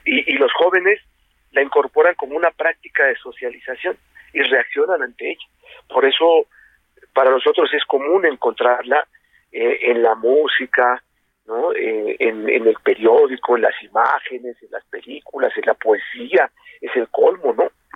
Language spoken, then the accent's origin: Spanish; Mexico; como mexicanos